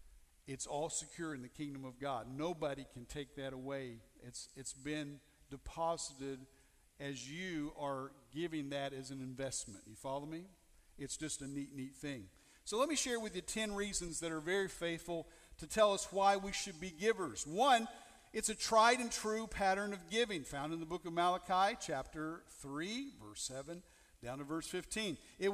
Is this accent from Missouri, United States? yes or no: yes; Missouri, United States; I'm from Missouri.